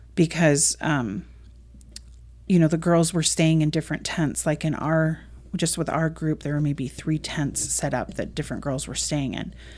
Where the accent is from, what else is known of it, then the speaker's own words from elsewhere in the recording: Connecticut, United States; moved away as an adult; now in Arizona, United States; I was born and raised in Connecticut.